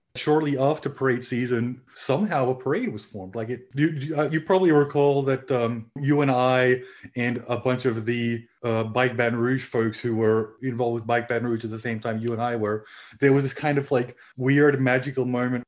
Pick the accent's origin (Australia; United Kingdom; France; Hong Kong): Australia; also born or lived in Louisiana; now in Finland; I grew up in Australia.